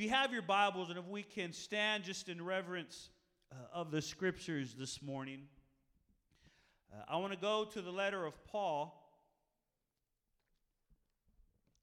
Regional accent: San Marcos, Texas, United States; moved away; I'm originally from San Marcos

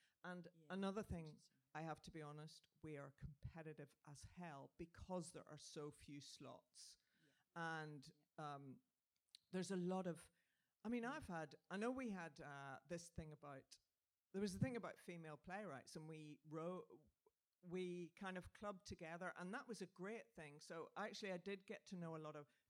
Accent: Northern Ireland, United Kingdom; I'm Northern Irish

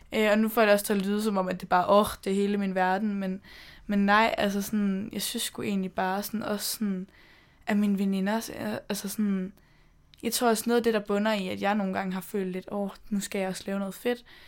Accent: Denmark; moved away as an adult; also born or lived in London; mine venner hjemme i Danmark

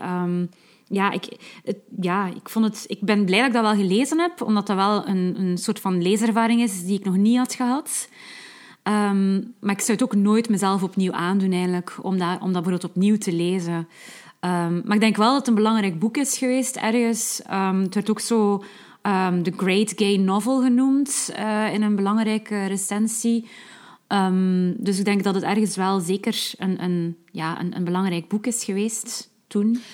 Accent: West Flanders, Belgium; als West-Vlaming moet ik

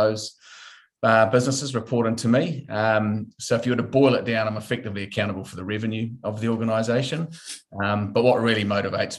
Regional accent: Auckland, New Zealand; also born or lived in Sydney / Singapore; growing up on the North Shore of Auckland.

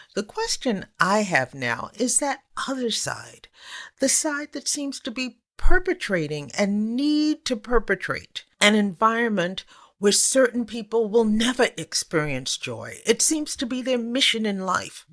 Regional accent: United States; accent: American

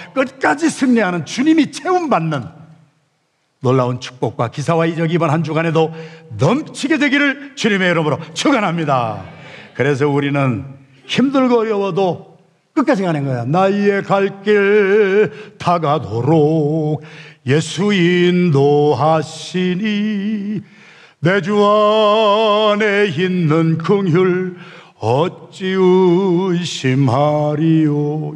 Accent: Yesan, South Chungcheong, South Korea; moved away; 제가 충청남도 예산군 예산읍 신흥동 314번지에서 태어나서 거기서 살았는데

